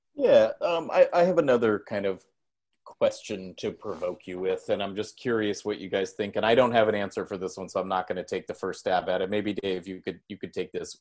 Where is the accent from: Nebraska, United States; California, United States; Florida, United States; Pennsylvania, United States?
California, United States; San Jose; we're from San Jose, and I think we grew up in a very similar way of what you're describing